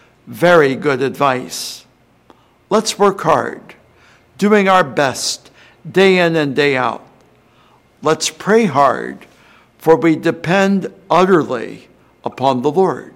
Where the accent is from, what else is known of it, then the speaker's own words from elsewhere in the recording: New Albany, Indiana, United States; my hometown of New Albany, Indiana